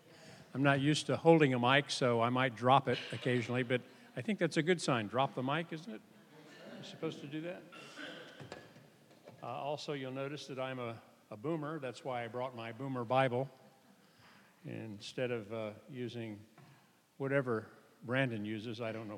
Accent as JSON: {"language": "English", "country": "Sweden", "said": "Well, we're kinsmen. I'm from Sweden. So, I shouldn't have said that. I should have said I'm Norwegian, right? But I like to tell people that I'm Scandinavian at least, and then that's the good news. The bad news is that I'm Swedish."}